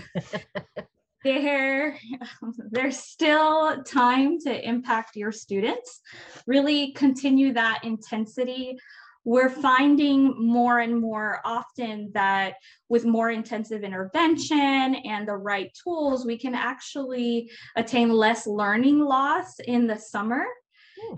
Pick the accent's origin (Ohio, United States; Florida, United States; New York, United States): Florida, United States; I'm from Florida